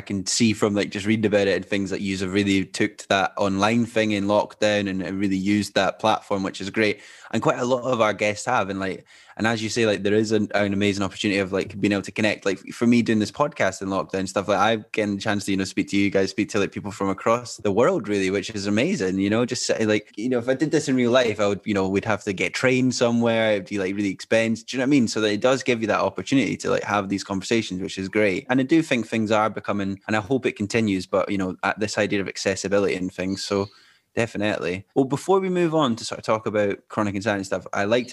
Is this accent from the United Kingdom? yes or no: yes; Scotland, United Kingdom; born or raised there